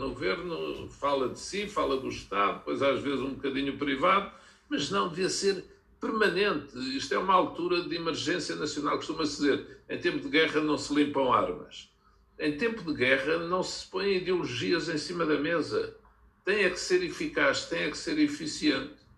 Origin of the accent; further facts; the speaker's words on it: Olivais, Lisbon, Portugal; eu, quando era miúdo, vivi nos Olivais, que tinha ao pé a refinaria de Cabo Ruivo.